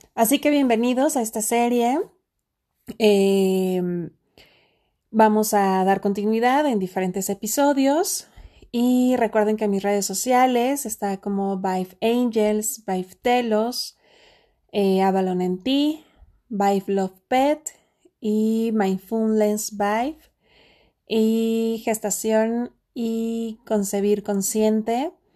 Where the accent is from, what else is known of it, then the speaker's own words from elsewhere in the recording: Mexico; en mi país, México